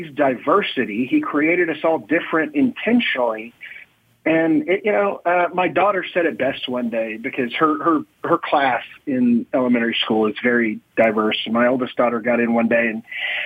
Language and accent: English; Oklahoma, United States; I grew up in Oklahoma